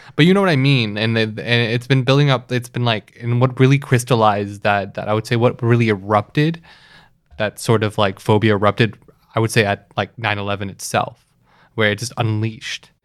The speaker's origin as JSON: {"language": "English", "town": "Toronto", "region": "Ontario", "country": "Canada", "tie": "born or raised there", "said": "I grew up in Etobicoke."}